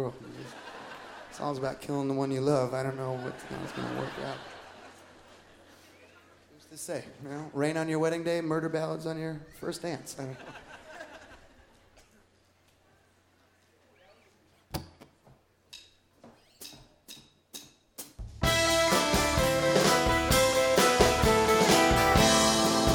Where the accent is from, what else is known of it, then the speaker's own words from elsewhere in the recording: Appleton, Wisconsin, United States; I'm from Wisconsin